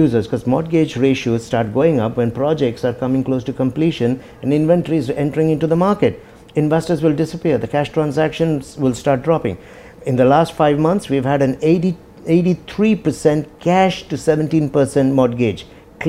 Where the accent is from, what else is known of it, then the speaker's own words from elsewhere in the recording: India; now in Dubai, United Arab Emirates; I come from India. I have my roots, my traditional culture there.